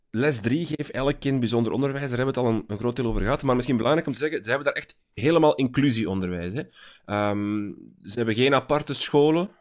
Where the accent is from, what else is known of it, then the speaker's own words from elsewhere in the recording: Flanders, Belgium; bij ons in Vlaanderen